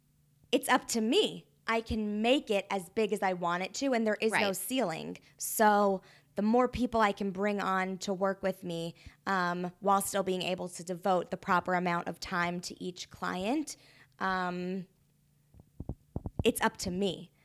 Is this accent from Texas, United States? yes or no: no; Kentucky, United States; now in Chicago, United States; Kentucky. Sup.